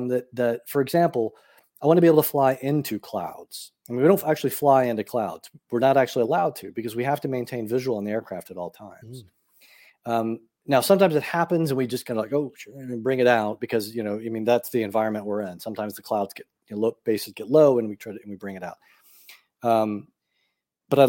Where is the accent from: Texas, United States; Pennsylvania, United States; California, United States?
Texas, United States; Austin; Austin, where I'm from, Austin, Texas.